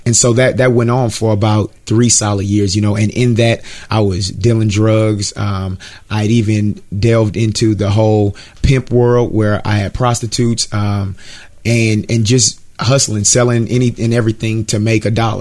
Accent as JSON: {"language": "English", "town": "Richmond", "region": "California", "country": "United States", "tie": "born or raised there", "said": "I'm from Richmond, California, which is in Northern California, San Francisco Bay Area."}